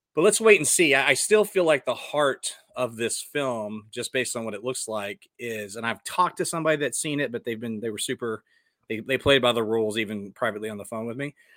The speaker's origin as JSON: {"language": "English", "town": "Dallas", "region": "Texas", "country": "United States", "tie": "born or raised there", "also_born_or_lived": "Westwood, New Jersey", "moved": "yes", "said": "my hometown of Dallas"}